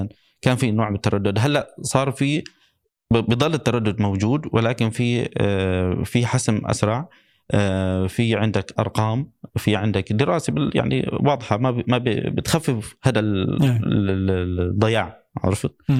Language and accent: Arabic; Syria; now in Dubai, United Arab Emirates; من عندنا بسوريا